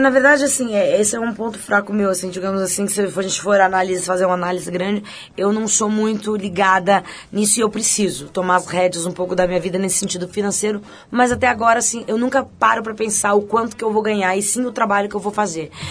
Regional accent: Campo Bom, Rio Grande do Sul, Brazil; moved away; Eu sou de Campo Bom

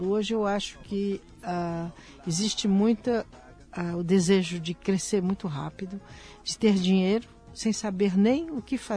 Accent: Brazil; E essas pinturas me revolta como brasileira pensar que se nós não estivéssemos lá, elas já estariam como outras do próprio Piauí, de outros locais do Brasil

